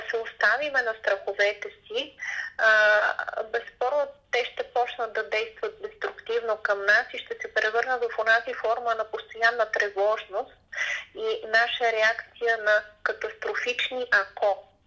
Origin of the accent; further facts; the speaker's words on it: Bulgaria; винаги ние българите сме се подценявали